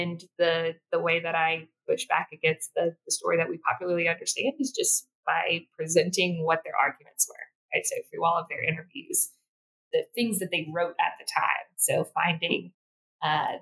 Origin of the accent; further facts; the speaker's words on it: South Mississippi, United States; I born and raised in South Mississippi